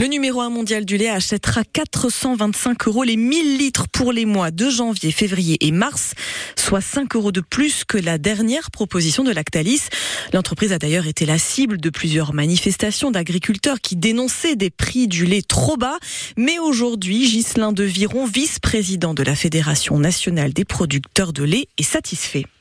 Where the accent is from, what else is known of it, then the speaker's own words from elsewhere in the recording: Antibes, Provence-Alpes-Côte d'Azur, France; je viens de Antibes 06, donc la Méditerranée